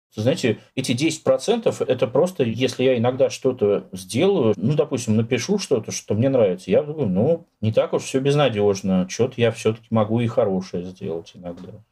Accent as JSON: {"language": "Russian", "country": "Russia", "tie": "born or raised there", "said": "я русский, там родился в России, живу в России"}